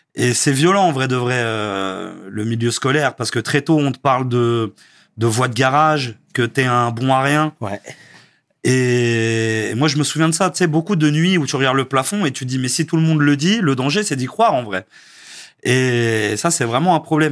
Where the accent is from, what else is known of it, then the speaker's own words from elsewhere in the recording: Versailles, Île-de-France, France; also born or lived in Narbonne / Vélizy-Villacoublay; ma mère est montée sur Paris, à Villisy d'abord dans le 78, et après Versailles, et j'ai grandi, euh, j'ai grandi là-bas, à mhm. Versailles.